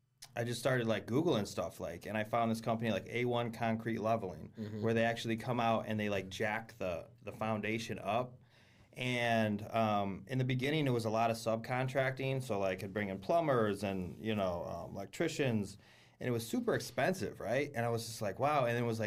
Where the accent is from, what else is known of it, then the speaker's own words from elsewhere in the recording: New York, United States; also born or lived in Michigan; Well, actually, I was born in Michigan. But I grew up in upstate New York, basically.